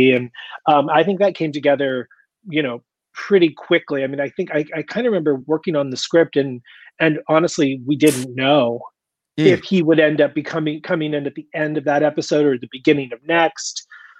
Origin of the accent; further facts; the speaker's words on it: Indiana, United States; moved away; also born or lived in Florida; I grew up in Indiana, split my life between Indiana and Florida, but when I was a young kid in Indiana